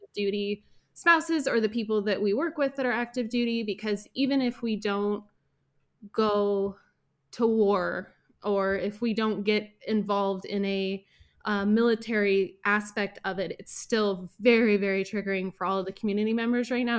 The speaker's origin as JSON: {"language": "English", "town": "Portland", "country": "United States", "moved": "as an adult", "lives_now": "Frankfurt area, Germany", "said": "I'm from Portland"}